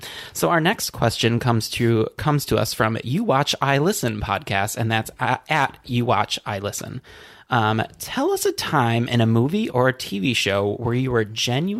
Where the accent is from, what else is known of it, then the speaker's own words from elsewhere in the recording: Traverse City, Michigan, United States; now in Chicago, United States; I am from Traverse City, Michigan, and it is the cherry capital of the U.S.